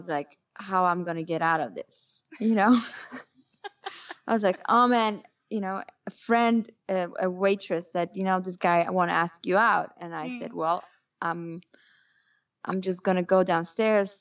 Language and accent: English; Poland; moved away; growing up in Poland